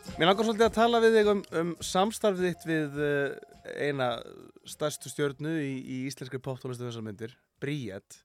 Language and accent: Icelandic; Akureyri, Northeastern Region, Iceland; Ég er frá Akureyri